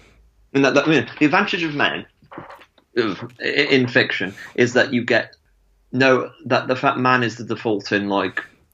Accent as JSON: {"language": "English", "town": "Stafford", "region": "West Midlands", "country": "United Kingdom", "tie": "born or raised there", "said": "where I grew up in Stafford"}